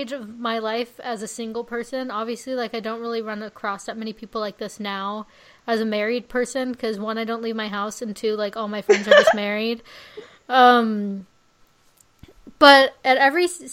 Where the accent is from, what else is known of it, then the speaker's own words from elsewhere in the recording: Coachella Valley area, California, United States; moved away; My hometown is so boring, except for when Coachella is there.